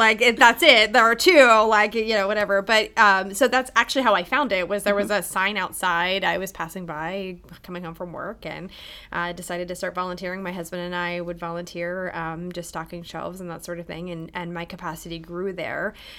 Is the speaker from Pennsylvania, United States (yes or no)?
yes; Altoona, Pennsylvania, United States; Yeah, so I come from the Altoona area, and as I was kind of on my college journey, I saw Lebanon Valley College.